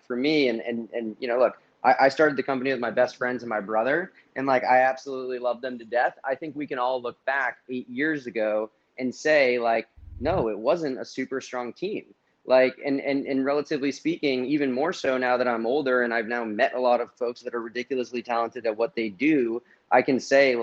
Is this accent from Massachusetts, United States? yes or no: yes; outside of Boston, Massachusetts, United States; moved away as an adult; also born or lived in Miami; I grew up in outside of Boston, but I wasn't in the heart of Boston